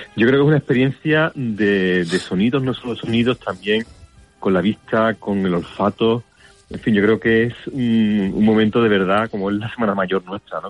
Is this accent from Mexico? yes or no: no; Seville, Andalusia, Spain; los que somos de Sevilla.